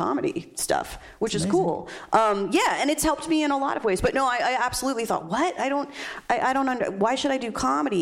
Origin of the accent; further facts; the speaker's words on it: New Jersey, United States; I was born in New Jersey